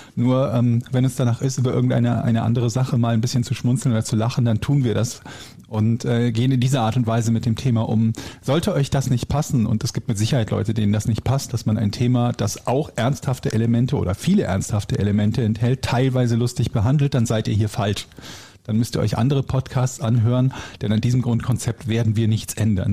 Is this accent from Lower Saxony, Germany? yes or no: no; Willich, North Rhine-Westphalia, Germany; also born or lived in Düsseldorf; die Gegend, wo ich groß geworden bin, Willig, ähm, hatte früher das mhm. Stadt, also das Kreiskennzeichen Kempen-Krefeld